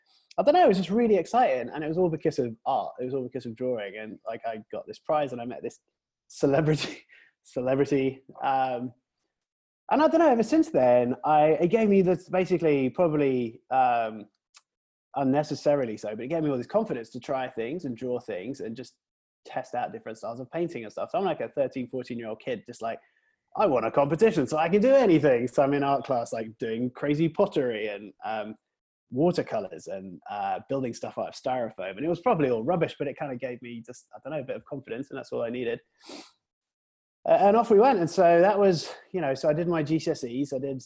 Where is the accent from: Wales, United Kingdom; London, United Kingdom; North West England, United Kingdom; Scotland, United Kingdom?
North West England, United Kingdom; Preston; now in United States; So I'm from England originally. I'm from Preston, you guys know where that is, near Manchester. And I moved to America in 2001. So I've been here for about 17 years now.